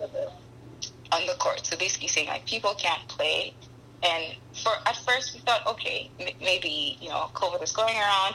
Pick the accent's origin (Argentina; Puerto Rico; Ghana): Ghana; moved away as an adult; now in Canada; I am a Ghanaian woman. I grew up in Ghana for several years and um, moved to Canada for school